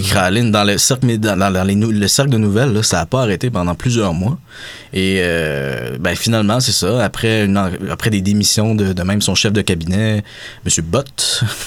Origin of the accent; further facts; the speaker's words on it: Quebec, Canada; en tant que Québécois